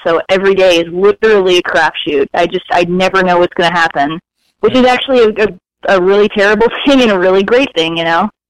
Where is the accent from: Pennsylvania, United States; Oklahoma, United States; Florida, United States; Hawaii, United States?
Florida, United States; Fort Lauderdale; moved away as an adult; also born or lived in Staten Island, New York; now in California, United States; I was born in Staten Island, New York, but I spent my formative years in Fort Lauderdale, Florida